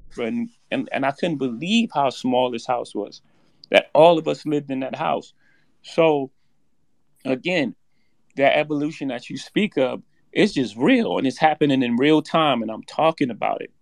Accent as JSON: {"language": "English", "town": "New York City", "region": "New York", "country": "United States", "tie": "born or raised there", "said": "I come from Marcy Projects. In my first house, six fifteen Lexington Avenue, my mo-, grandmother's house"}